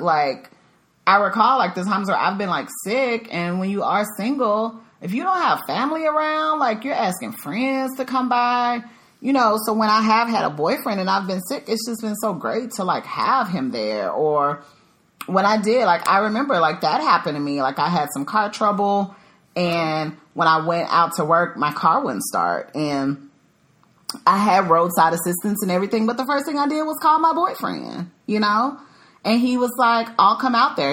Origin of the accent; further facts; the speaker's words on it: Dallas, Texas, United States; moved away as an adult; also born or lived in Chicago, Illinois; now in Dallas, United States; I'm originally from the Dallas Fort Worth area, but I have been gone for 10 years because I lived in Chicago for a little over a decade